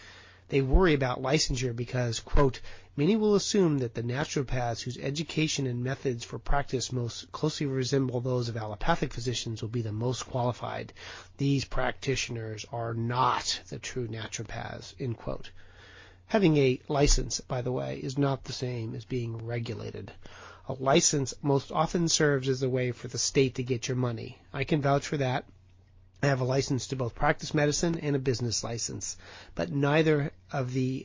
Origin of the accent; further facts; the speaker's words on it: Portland, Oregon, United States; And I am ever so proud that Portland, Oregon, my hometown, is the home of one of these colleges.